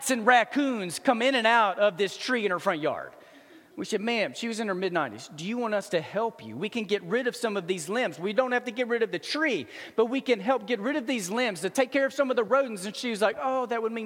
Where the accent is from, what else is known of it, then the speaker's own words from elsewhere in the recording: Dallas, Texas, United States; I grew up in Dallas